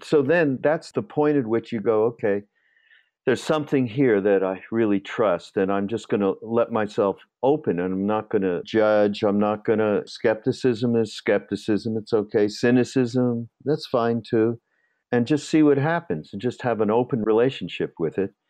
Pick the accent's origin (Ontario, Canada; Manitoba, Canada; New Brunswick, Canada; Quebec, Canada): Quebec, Canada; Montreal; I'm from Montreal